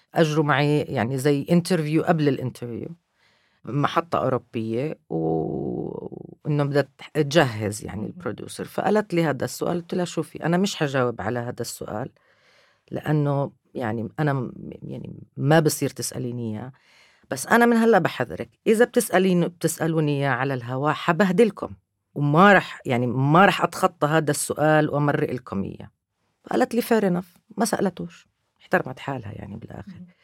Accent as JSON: {"language": "Arabic", "country": "Palestine", "said": "أنا كفلسطينية"}